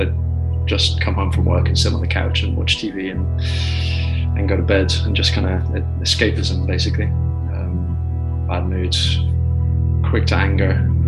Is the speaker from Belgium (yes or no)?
yes; Brussels, Belgium; also born or lived in United Kingdom; now in Delft, Netherlands; No, I'm British. But, yeah, I mean, I guess, you know, Barry, my friend Barry, his background, you know, grew up in Brussels, same thing. So I was born in the UK, moved over to Brussels when I was five.